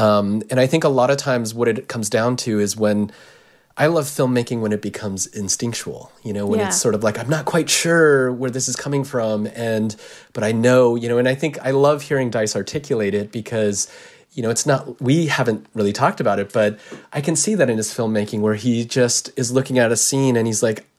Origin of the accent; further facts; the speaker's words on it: United States; In other words, you know, I'm Japanese American